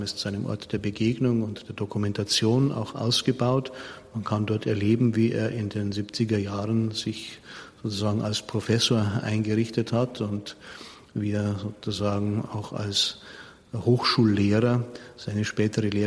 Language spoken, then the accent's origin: German; Munich, Bavaria, Germany; Ich bin ja ein Münchner und wie ich ins Priesterseminar eingetreten bin, 1980 war Josef Ratzinger Erzbischof von München und Freising